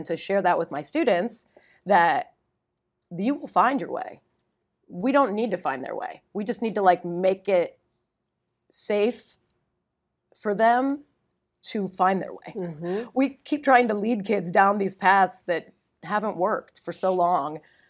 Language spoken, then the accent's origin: English; Ohio, United States; Well, I'm from Northeast Ohio, but my family was in Miami